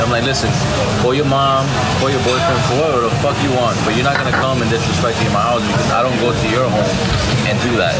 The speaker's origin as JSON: {"language": "English", "town": "New York City", "region": "New York", "country": "United States", "tie": "born or raised there", "said": "I grew up in the Bronx, in New York."}